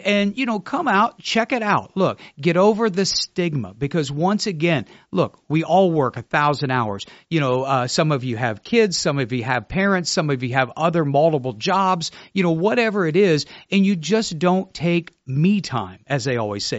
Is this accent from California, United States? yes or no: no; Ohio, United States; now in Melbourne, United States; I was born in Ohio.